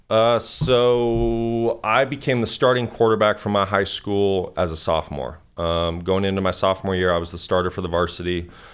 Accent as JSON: {"language": "English", "town": "Kalispell", "region": "Montana", "country": "United States", "tie": "born or raised there", "moved": "yes", "said": "grew up in Kalispell, Montana, um, very small town"}